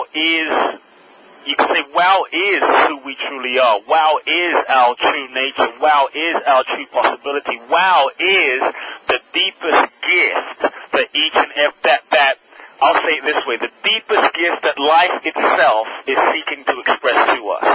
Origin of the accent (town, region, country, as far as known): London, United Kingdom; born or raised there; also born or lived in Ghana